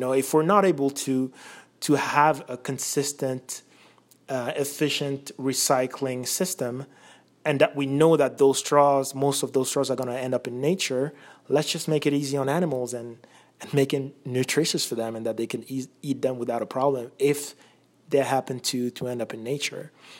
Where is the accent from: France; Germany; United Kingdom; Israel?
France; moved away as an adult; also born or lived in Belgium; now in United States; I was born in Belgium, mainly grew up in France, lived in a few different countries, and I've been in the U.S. since college.